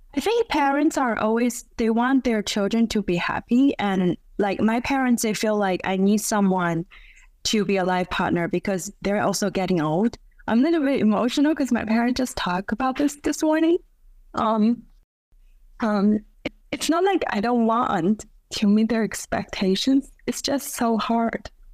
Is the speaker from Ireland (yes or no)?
no; China; now in Beijing, China; my hometown in second tier city